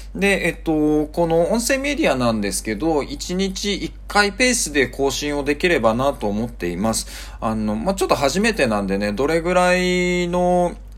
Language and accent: Japanese; Kyushu, Japan; moved away as an adult; also born or lived in Tokyo / Singapore; now in Bangkok, Thailand; 日本のあの、まあ、九州で生まれて